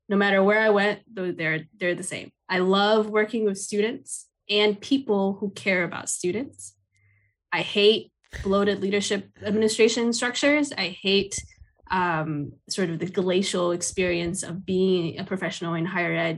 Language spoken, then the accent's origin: English; Taipei, Taiwan; now in United States; I grew up in Taipei, Taiwan